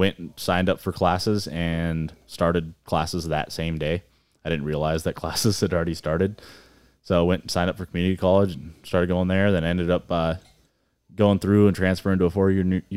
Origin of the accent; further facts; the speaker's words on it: Lead, South Dakota, United States; moved away as an adult; also born or lived in Colorado; from up here in the hills originally. Born and raised in Lead